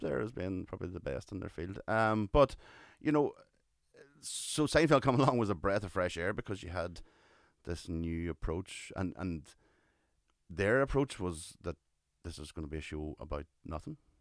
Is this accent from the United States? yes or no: no; Ireland; we're Irish